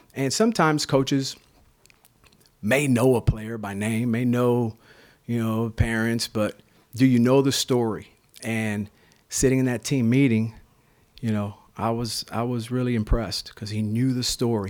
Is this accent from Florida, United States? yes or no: yes; Florida, United States; moved away; We're both from Florida. You know, we got this Miami, Tampa rivalry going on